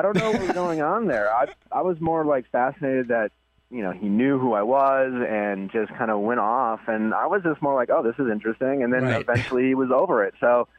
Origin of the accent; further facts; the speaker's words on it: Milwaukee, Wisconsin, United States; moved away; We went back home to Milwaukee last week, my hometown